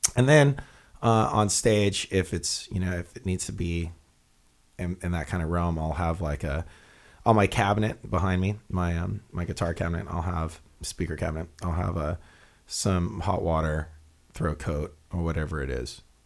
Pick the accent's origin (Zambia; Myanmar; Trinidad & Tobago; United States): United States; Hawaii; we're from Hawaii